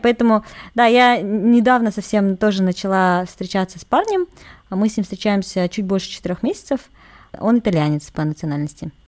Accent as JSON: {"language": "Russian", "country": "Kazakhstan", "said": "Я казашка"}